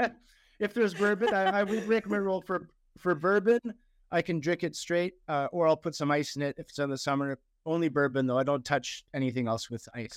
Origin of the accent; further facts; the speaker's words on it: Ontario, Canada; moved away as an adult; now in Alberta, Canada; I am Canadian, uh, I'm from Ontario